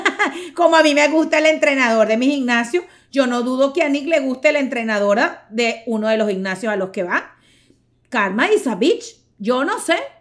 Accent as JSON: {"language": "Spanish", "country": "Venezuela", "said": "yo soy venezolana"}